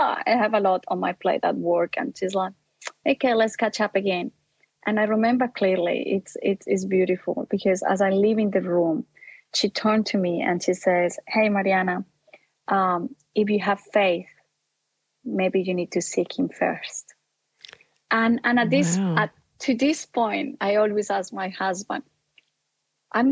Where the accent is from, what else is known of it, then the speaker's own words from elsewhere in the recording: Colombia; now in Australia; I grew up in Colombia. That's my original background. And I came to Australia being a Catholic.